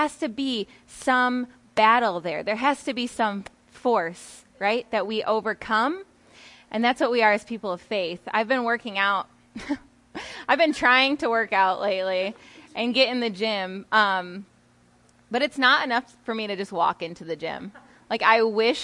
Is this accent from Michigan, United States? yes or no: yes; Howard City, Michigan, United States; now in Grand Rapids, United States; I live in Grand Rapids, Michigan right now, but I am from Howard City in like Newaygo area